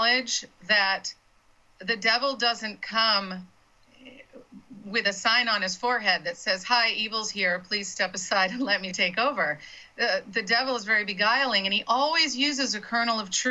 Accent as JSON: {"language": "English", "region": "Florida", "country": "United States", "said": "I'm from Florida and I cut my teeth on Florida politics"}